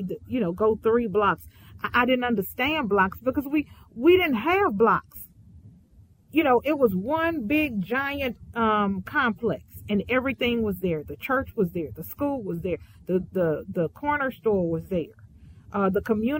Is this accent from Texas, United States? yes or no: yes; Houston, Texas, United States; I grew up in Fifth Ward, Houston, Texas